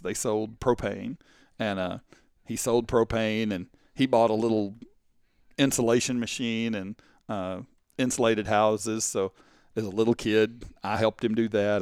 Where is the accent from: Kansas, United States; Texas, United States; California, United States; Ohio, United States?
Texas, United States; Canton; also born or lived in Kaufman, Texas; I grew up in Canton, Texas.